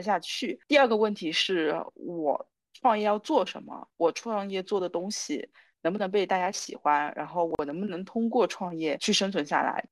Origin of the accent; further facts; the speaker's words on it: Wenzhou, Zhejiang, China; moved away as an adult; also born or lived in Hangzhou; now in Shanghai, China; 我是温州人